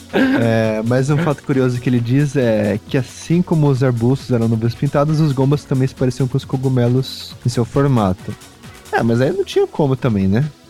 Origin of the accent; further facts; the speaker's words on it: Brazil; a gente é brasileiro